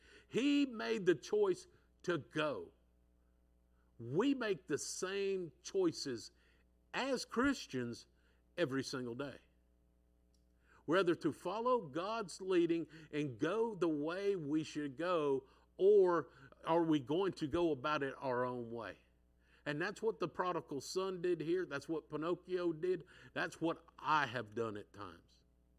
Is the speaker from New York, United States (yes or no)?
no; San Diego, California, United States; I'm from San Diego, so I'll say he went off to San Diego